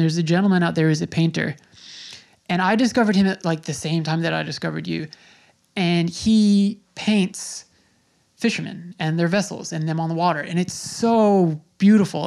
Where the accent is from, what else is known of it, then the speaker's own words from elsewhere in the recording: Smithtown, New York, United States; I grew up in Smithtown. I'm an eighty-six baby.